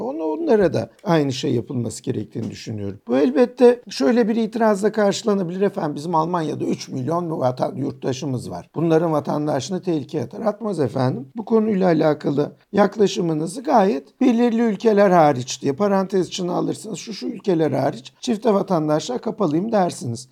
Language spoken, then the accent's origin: Turkish; Turkey; moved away; also born or lived in Austria; ben bir Türk'üm, Müslümanım